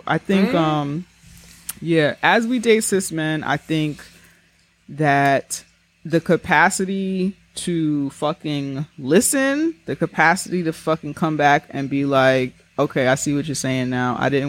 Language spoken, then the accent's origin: English; New York, United States; as a New Yorker who has grown up with mad Puerto Ricans